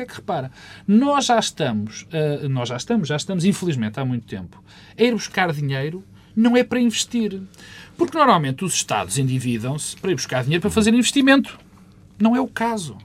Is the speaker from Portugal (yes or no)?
yes; Portugal